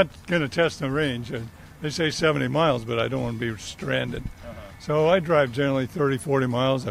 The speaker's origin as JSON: {"language": "English", "town": "Burbank", "region": "California", "country": "United States", "said": "I'm from Burbank."}